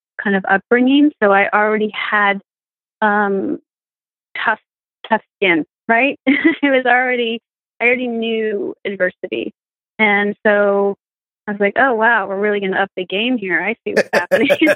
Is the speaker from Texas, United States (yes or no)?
no; Marin County, San Francisco Bay Area, California, United States; moved away; also born or lived in Colorado; I'm from San Francisco Bay Area, just north of San Francisco. It's a beautiful county called Marin County